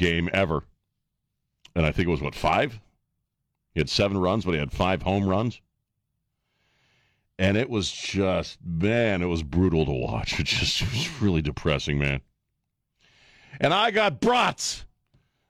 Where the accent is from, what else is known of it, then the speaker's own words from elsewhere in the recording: Annapolis, Maryland, United States; also born or lived in Colorado / White Plains, New York; now in San Antonio, United States; When I was a kid growing up in Annapolis, it was the Baltimore Orioles